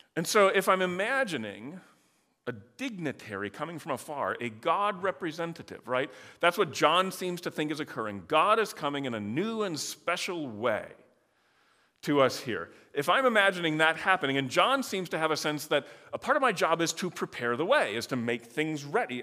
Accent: Michigan, United States; I grew up in Michigan

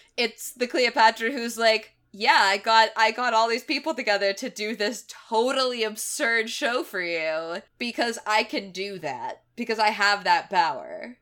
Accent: Knoxville, Tennessee, United States; my hometown of Knoxville, Tennessee

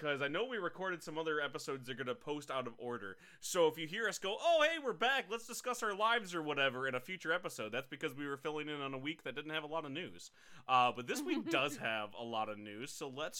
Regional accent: Midwest, United States; I am from the Midwest, and we don't get our own names correctly

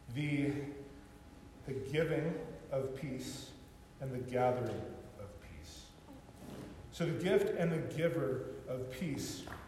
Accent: California, United States; growing up in California

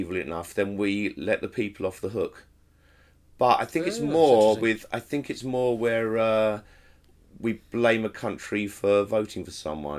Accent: England, United Kingdom; My status as an English person

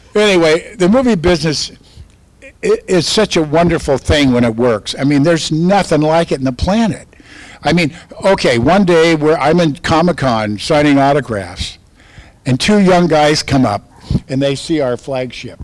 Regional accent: California, United States; I'm from California

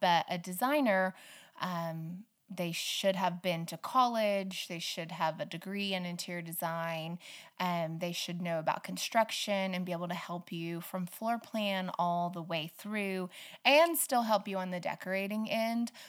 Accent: Stafford, Oklahoma, United States; also born or lived in Butler, Oklahoma / Arapaho, Oklahoma; I grew up in Western Oklahoma, um, a little little tiny town called Stafford

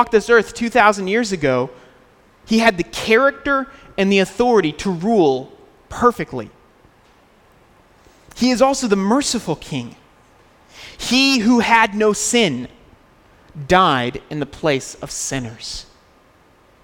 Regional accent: United States; moved away

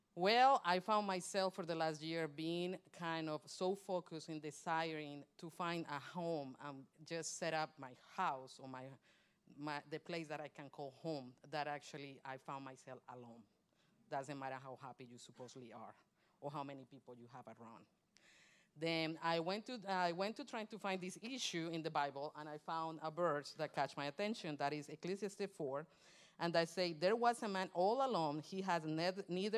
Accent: Colombia; moved away; also born or lived in Michigan; Colombian, I'm from Colombia, South America

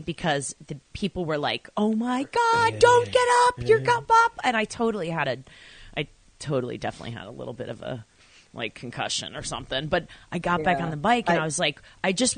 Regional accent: Babylon, New York, United States; I am originally from Long Island, and it's great because the second you open your mouth, I'm like, oh, she's one of me

